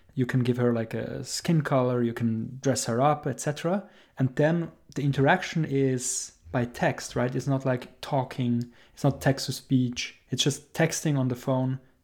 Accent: Switzerland; I'm from Switzerland

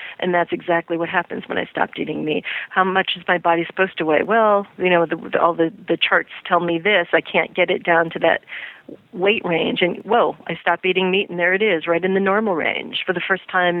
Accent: Midwest, United States; since I grew up in the Midwest

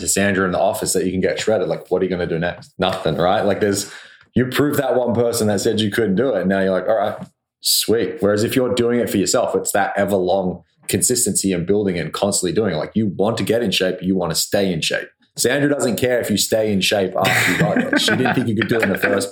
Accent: Australia; now in Vancouver, Canada; I'm the Australian guy that lives in the area

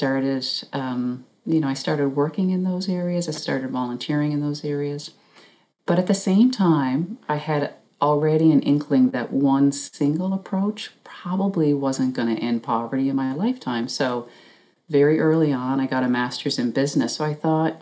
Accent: Newfoundland and Labrador, Canada; growing up in Newfoundland

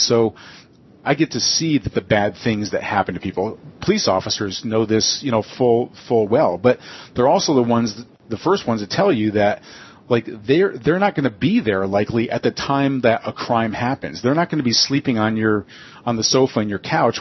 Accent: United States; I'm an American

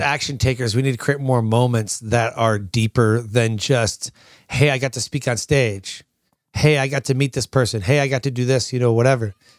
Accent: Michigan, United States; moved away as an adult; I was born and raised in Michigan

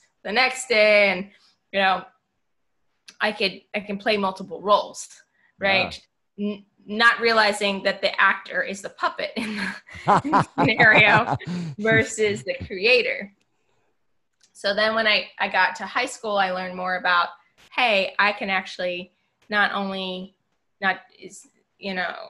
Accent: Long Island, New York, United States; I grew up in New York on Long Island

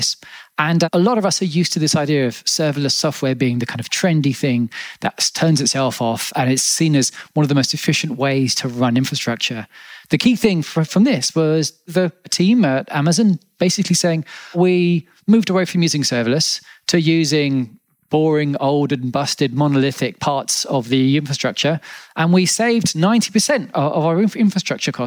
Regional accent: Australia; So I was born in Australia, and Australians can be known for colourful language

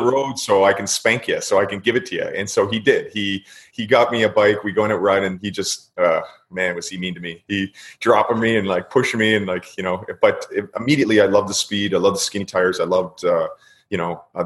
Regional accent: Queensville, Ontario, Canada; also born or lived in Toronto; Queensville, which no one's ever heard of, little farm town, kind of north of Newmarket, maybe an hour north of Toronto. That's where I kind of grew up

